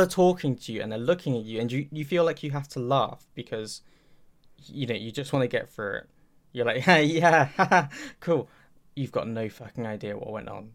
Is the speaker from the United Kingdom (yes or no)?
yes; Milton Keynes, South East England, United Kingdom; my hometown